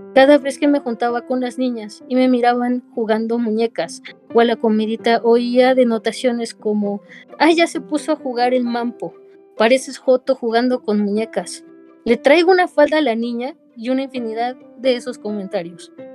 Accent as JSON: {"language": "Spanish", "region": "Mexico City", "country": "Mexico", "said": "yo soy de la Ciudad de México"}